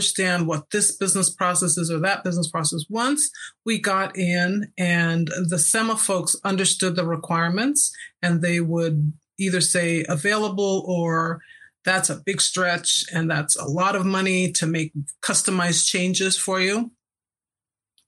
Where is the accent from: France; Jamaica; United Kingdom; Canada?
Jamaica; also born or lived in San Francisco Bay Area, United States; now in Salt Lake City, United States; I'm Jamaican, I think I was fed Marmite, which is the English version of Vegemite, as a child